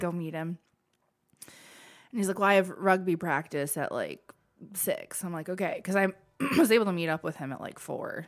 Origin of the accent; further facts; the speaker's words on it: Perrysburg, Ohio, United States; moved away; also born or lived in Michigan; I'm from Perrysburg, Ohio